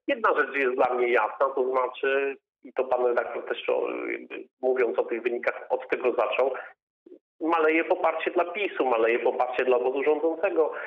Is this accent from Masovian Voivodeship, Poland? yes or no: no; Lower Silesian Voivodeship, Poland; u nas na Dolnym Śląsku